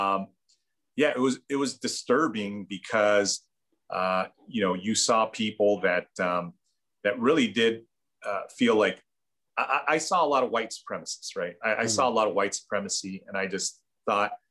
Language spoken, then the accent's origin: English; Bolivia; now in United States; those of us who are from Latin American countries, I mean, I'm from Bolivia.